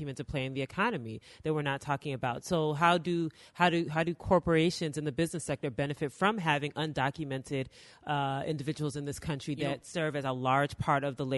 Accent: Chicago, Illinois, United States; I grew up here

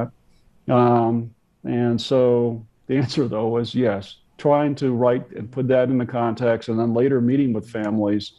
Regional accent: United States; being an American

